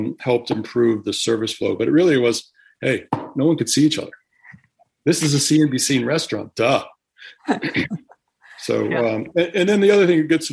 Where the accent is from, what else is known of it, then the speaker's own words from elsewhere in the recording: Connecticut, United States; where I grew up in Connecticut